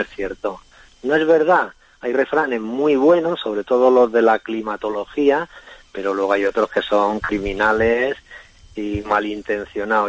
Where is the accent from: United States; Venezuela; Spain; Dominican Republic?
Spain; Ciudad Real, Castilla-La Mancha; yo soy un escritor de Castilla-La Mancha también, de Ciudad Real.